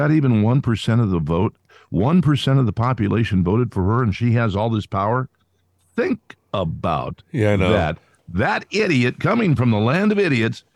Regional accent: Fresno, California, United States; moved away as an adult; also born or lived in Shreveport, Louisiana; I'm from Fresno, which is in the middle of the palm of God's hand

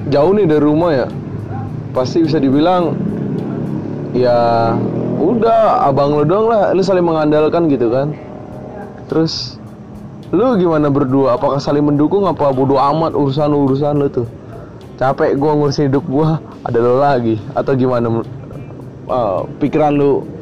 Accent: Bekasi, West Java, Indonesia; gue kan bisa dibilang gue anak asli Bekasi lah walaupun gue ada keturunan Batak

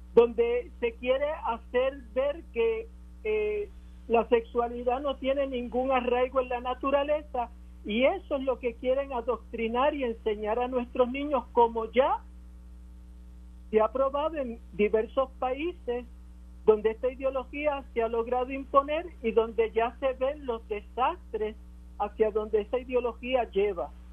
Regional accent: Puerto Rico; lo que somos como puertorriqueños

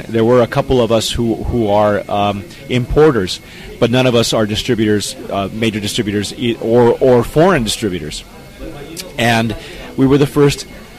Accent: California, United States; and preferably, because I'm from California, it's a California white Zin.

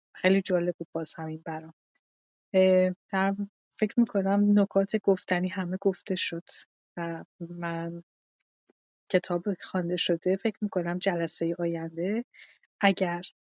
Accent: Iran; به عنوان یه ایرانی

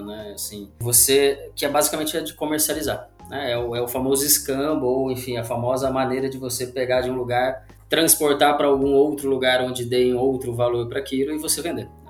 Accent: Londrina, Paraná, Brazil; now in Uberlândia, Brazil; eu sou de Londrina, no Paraná

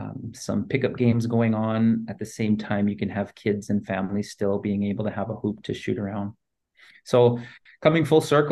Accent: Saskatoon, Saskatchewan, Canada; as a kid growing up in Saskatoon

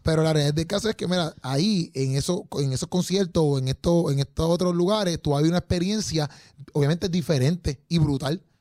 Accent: Puerto Rico; nosotros, ¿verdad? Como puertorriqueños

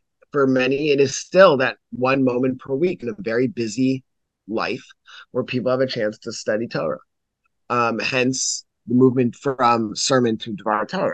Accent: Pikesville, Maryland, United States; now in Lower Merion, United States; I was born in Lower Merion, and now my family has returned to Lower Merion, where I am at mm-hmm. Gratz College. But I grew up principally in Baltimore, in Baltimore County, the Pikesville area

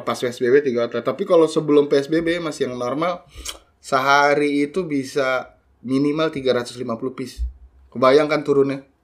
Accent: Jakarta, Indonesia; moved away as an adult; also born or lived in Bogor; gua dari kecil di Jakarta

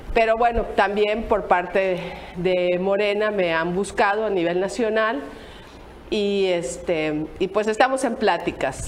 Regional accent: Quintana Roo, Mexico; los quintanarruenses tenemos miedo

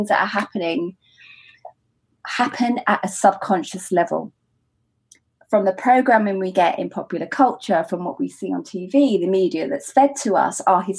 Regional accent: United Kingdom; as a British bride who's also happens to be black

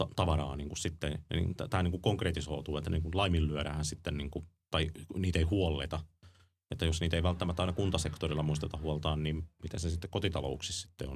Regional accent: Ostrobothnia, Finland; meillä Pohjanmaalla ammattikorkeakoulussa, ammattikoulussa

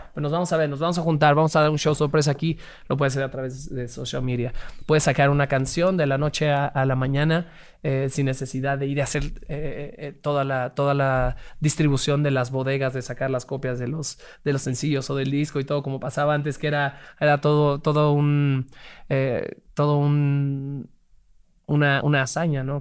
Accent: Mexico City, Mexico; Crecimos y nacimos en la, Ciudad de México

